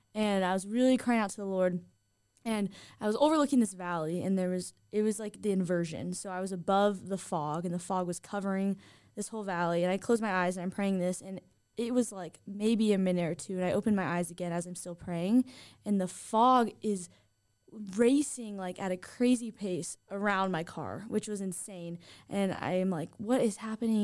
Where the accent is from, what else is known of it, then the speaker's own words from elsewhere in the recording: Southern California, United States; now in Idaho, United States; I am originally from Southern California, where In N Out is very popular